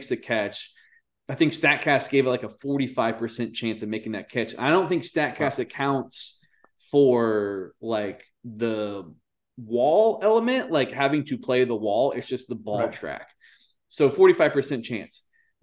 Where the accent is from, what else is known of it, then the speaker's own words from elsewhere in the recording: Austin, Texas, United States; my hometown of Austin, Texas.